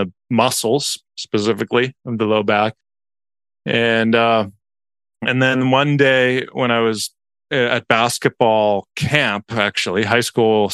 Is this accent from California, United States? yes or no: yes; Lake Forest, California, United States; we grew up in South Orange County, Lake Forest specifically